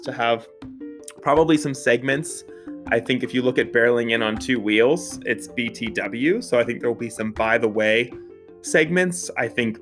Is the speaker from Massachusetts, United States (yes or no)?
no; Pittsburgh, Pennsylvania, United States; So I grew up in the South Hills of Pittsburgh. So shout out 412, born and bred, makes me a Yinzer